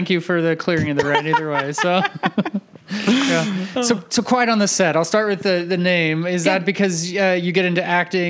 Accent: Napa, California, United States; I talk to artists that come through because I grew up in Napa.

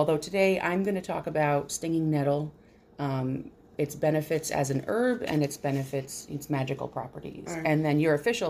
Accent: New York, United States; They knew I was from New York instantly.

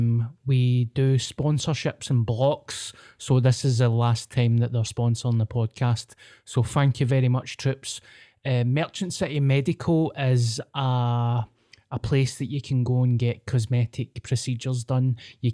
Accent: Scotland, United Kingdom; I'm the ….

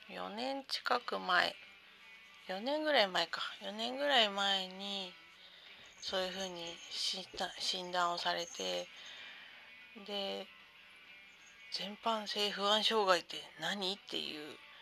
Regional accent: Sendai, Miyagi, Japan; moved away; 私は仙台の生まれなので

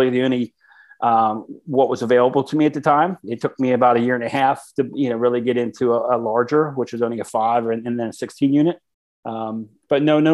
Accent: South Central Pennsylvania, United States; I grew up in South Central PA

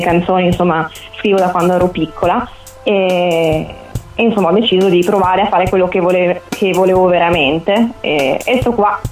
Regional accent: Conegliano, Veneto, Italy; sono di Conegliano

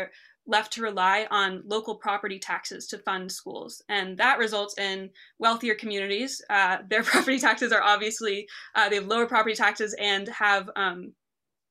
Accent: New Jersey, United States; now in Massachusetts, United States; I grew up in New Jersey and the public school system

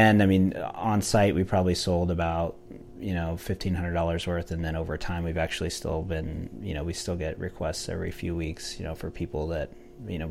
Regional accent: Aledo, Illinois, United States; went to school there and grew up there my whole life

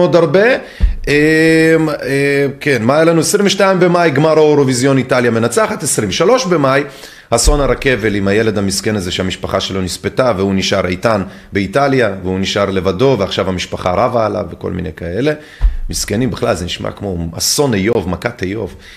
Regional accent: Netanya, Central District, Israel; אני גדלתי בקריית צאנז בנתניה

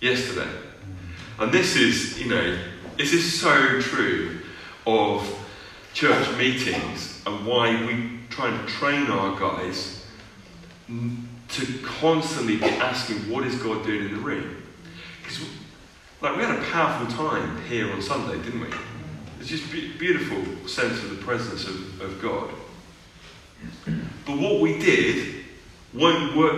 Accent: United Kingdom; as British, you know, European people

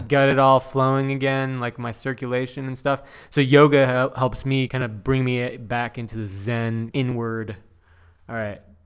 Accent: Chino Hills, California, United States; also born or lived in Diamond Bar; now in Orange County, United States; born and raised in Southern California. I grew up

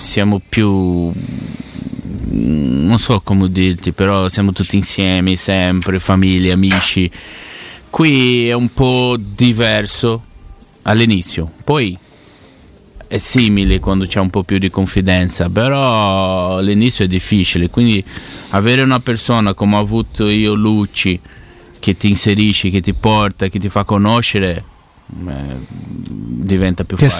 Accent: Ribeirão Preto, São Paulo, Brazil; Italian is a second language; also born or lived in Curitiba / Rome; now in Ribeirão Preto, Brazil; sono tornato a vivere nella mia città perché io vivevo a Coritiba, poi mi spostavo a San Paolo. Adesso ho voluto tornare a Beron Preto

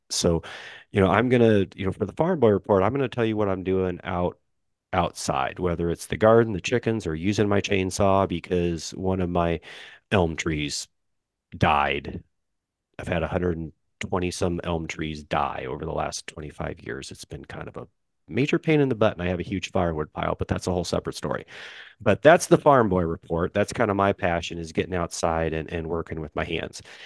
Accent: Kansas City, United States; I'm middle America, fly over country to, to some people, or as we generally refer to it, uh, the heartland. So Kansas City

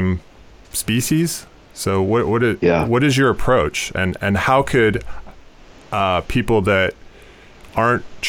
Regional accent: Seattle, Washington, United States; now in New York City, United States; I'm from Western Washington, Seattle area originally, and now live in New York City.

